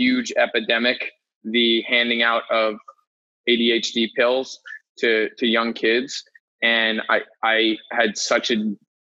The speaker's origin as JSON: {"language": "English", "town": "Ossining", "region": "New York", "country": "United States", "tie": "born or raised there", "lives_now": "New York City, United States", "said": "I'm from New York, just outside of New York City in a county called Westchester. Grew up in a town called Ossining."}